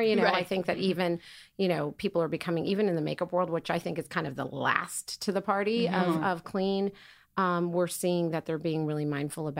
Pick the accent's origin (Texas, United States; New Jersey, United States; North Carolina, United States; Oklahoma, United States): Oklahoma, United States; I grew up in Oklahoma